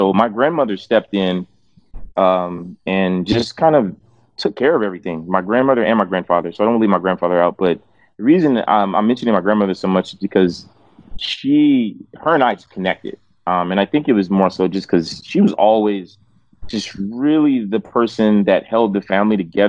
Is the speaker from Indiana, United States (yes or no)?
yes; Fort Wayne, Indiana, United States; I was born in Fort Wayne, Indiana, most random place ever